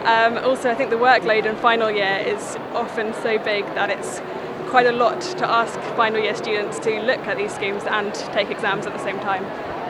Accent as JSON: {"language": "English", "town": "Guildford", "region": "South East England", "country": "United Kingdom", "said": "I'm from Guildford"}